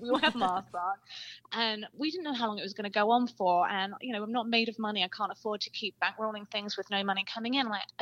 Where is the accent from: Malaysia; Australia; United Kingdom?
United Kingdom; England; moved away; I grew up in England